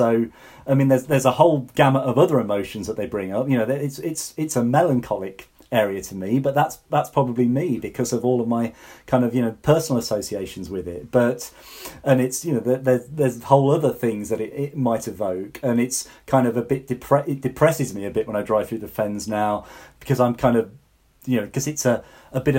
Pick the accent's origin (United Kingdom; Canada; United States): United Kingdom; the Fens, East of England; I grew up in the Fens